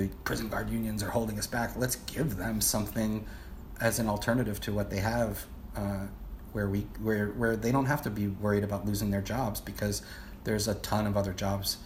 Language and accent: English; Brookline, Massachusetts, United States; moved away; in my hometown of Brookline